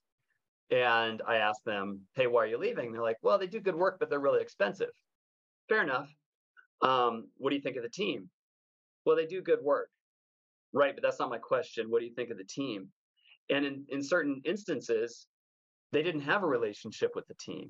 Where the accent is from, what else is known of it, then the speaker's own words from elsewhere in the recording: Northern California, United States; I'm from Northern California